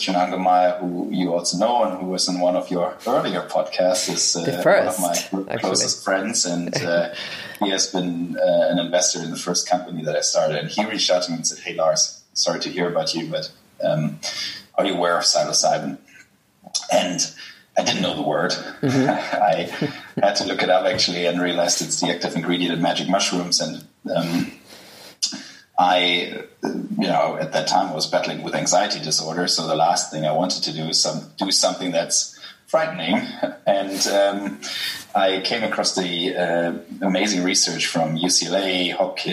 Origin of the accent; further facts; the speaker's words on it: Germany; accent: German; English is a second language; I'm German, as people will realize from my accent